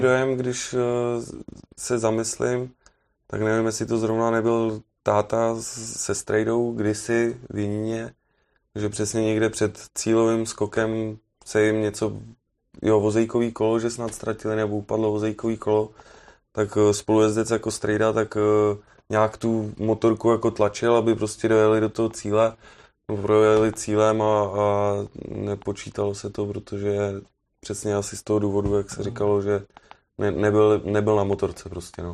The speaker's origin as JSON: {"language": "Czech", "country": "Czechia", "said": "od nás, jako z Čech"}